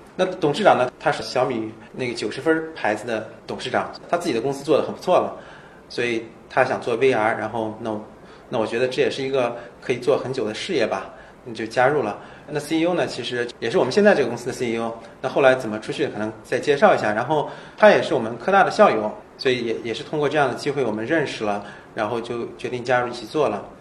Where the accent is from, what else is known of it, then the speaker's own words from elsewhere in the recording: Urumqi, Xinjiang, China; also born or lived in Seattle; now in Shanghai, China; 我在乌鲁木齐长大